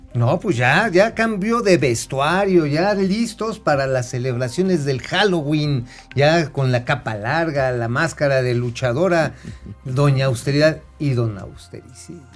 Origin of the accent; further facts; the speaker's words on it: Mexico City, Mexico; o en Azcapolanco, allá en mi tierra de los chintololos